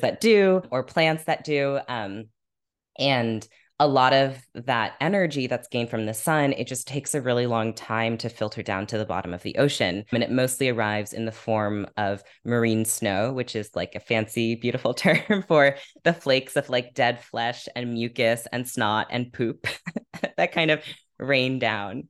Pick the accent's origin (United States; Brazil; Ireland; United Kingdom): United States; Half Moon Bay, California; now in Brooklyn, United States; I grew up in California by this beach called Half Moon Bay